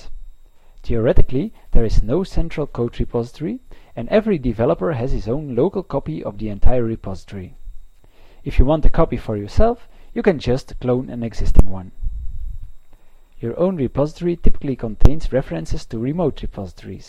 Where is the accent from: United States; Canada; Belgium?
Belgium; I am from Belgium.